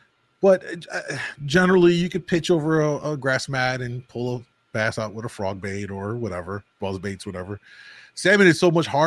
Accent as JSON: {"language": "English", "town": "Chicago", "region": "Illinois", "country": "United States", "said": "I'm from Chicago"}